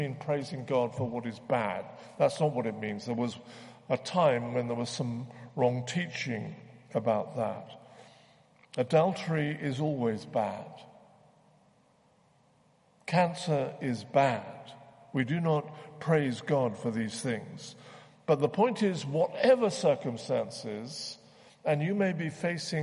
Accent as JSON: {"language": "English", "region": "the South", "country": "United States", "said": "I come from the South."}